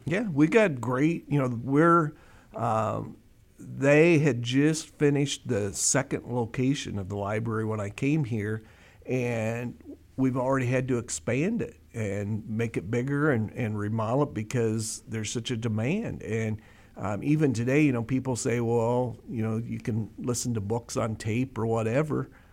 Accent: Des Moines, Iowa, United States; also born or lived in Coralville; I grew up in East Des Moines in the shadows of the state capital

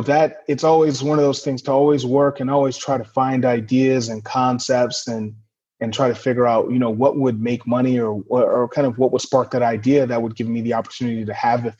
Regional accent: Atwater, California, United States; also born or lived in San Diego, California; I grew up in Atwater, California, which is a small town in kind of the Central Valley, off Highway 99, kind of north of, in between Fresno and Stockton, California.

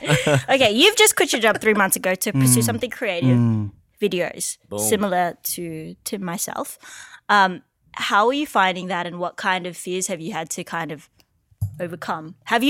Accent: Philippines; now in Australia; I'm a woman of color. I'm Filipino and I just don't know many other Asians in this space in Australia doing this.

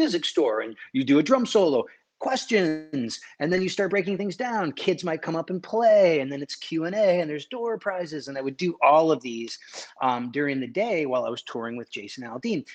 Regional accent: Connecticut, United States; I'm, I'm from Connecticut. I'm kinda like an East Coast kid

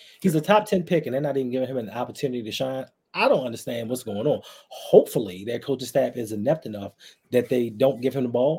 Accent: Baltimore, Maryland, United States; I love my hometown team. I love the Baltimore Ravens

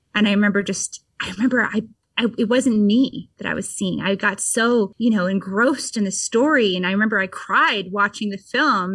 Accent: Vermont, United States; I grew up in Vermont and pretty in a pretty rural area

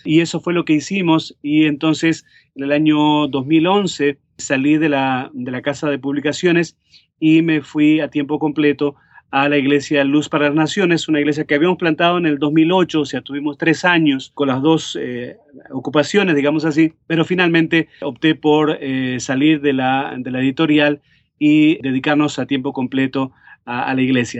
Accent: Montevideo, Uruguay; moved away as an adult; also born or lived in Cleveland, Tennessee; now in United States; en la ciudad de Montevideo, donde yo nací, en Uruguay

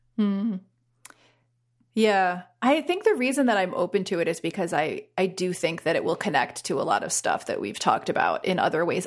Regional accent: Bergen County, New Jersey, United States; I am from Bergen County.

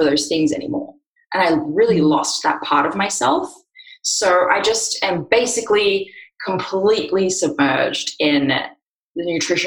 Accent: Australia; now in Austin, United States; I live in Austin, Texas, but as you can hear from my voice, I'm from Australia

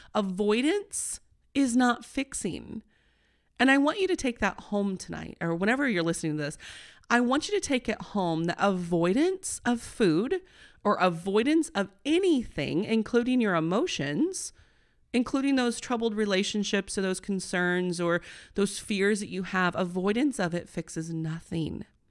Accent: Midwest, United States; I'm a corn girl, I'm from the Midwest.

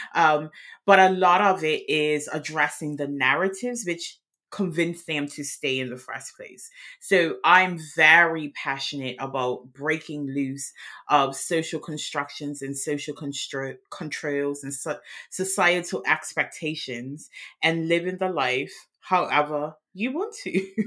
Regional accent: Bermuda; now in Worcester, United Kingdom; I'm outside of London in Worcester, England, which is in the West Midlands, but I'm originally from Bermuda.

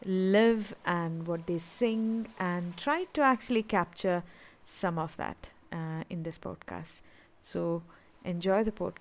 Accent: Mumbai, Maharashtra, India; first language Tamil; English is a second language; moved away as an adult; also born or lived in Chennai, India; now in Dewsbury, United Kingdom; I grew up in Mumbai, and my Tamil connections were going back to see my grandmother and my uncle and cousins during the holidays

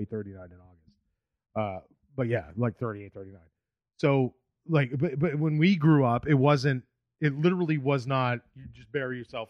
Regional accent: New England, United States; Yeah, because I knew French people like growing up because I grew up in New England.

